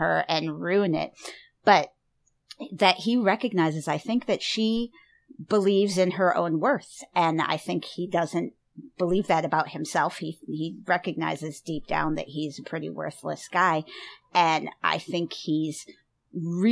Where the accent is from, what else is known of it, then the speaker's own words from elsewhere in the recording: Chicago suburbs, Illinois, United States; I grew up in the Chicago suburbs